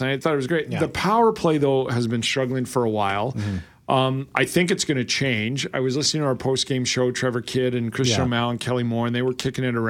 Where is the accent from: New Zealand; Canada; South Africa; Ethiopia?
Canada; Lethbridge, Alberta; now in Winnipeg, Canada; I grew up in Lethbridge with the Western Hockey League, the Broncos